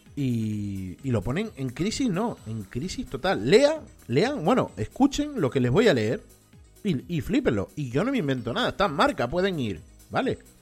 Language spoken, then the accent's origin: Spanish; Spain; yo sé que yo soy español, soy de aquí de España